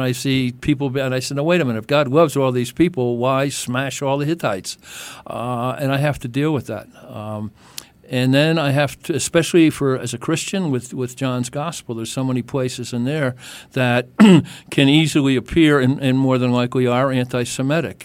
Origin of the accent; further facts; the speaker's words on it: Ireland; I'm Irish